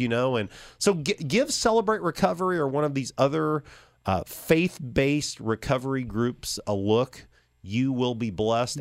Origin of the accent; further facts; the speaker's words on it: Champaign, Illinois, United States; I grew up in Champaign, U